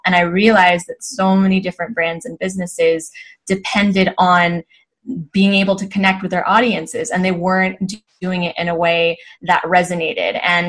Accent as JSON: {"language": "English", "town": "Los Angeles", "region": "California", "country": "United States", "tie": "born or raised there", "moved": "as an adult", "lives_now": "Spain", "said": "when I was much younger growing up in Los Angeles. So my parents are both immigrants from the Philippines, now naturalized citizens in the US."}